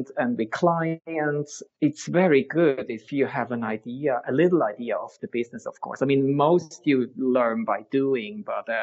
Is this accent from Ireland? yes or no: no; Switzerland; English is a second language; moved away as an adult; also born or lived in San Francisco, United States / New York, United States; now in Sweden; I grew up in Switzerland, and after studying in the States, I moved to Sweden.